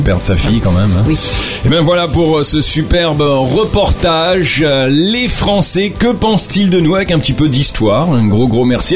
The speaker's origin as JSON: {"language": "French", "country": "France", "moved": "yes", "lives_now": "Lebanon", "said": "en tant que Français"}